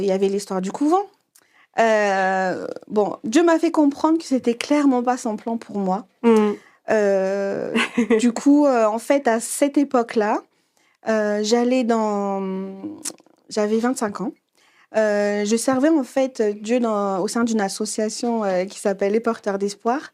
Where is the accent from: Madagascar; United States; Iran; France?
Madagascar; je suis malgache